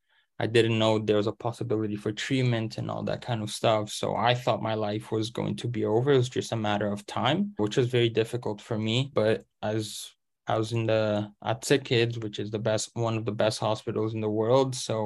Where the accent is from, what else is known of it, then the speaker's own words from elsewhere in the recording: Canada; English is a second language; moved away; So especially just because I came from Canada, I didn't know English and I had to go through that entire process first.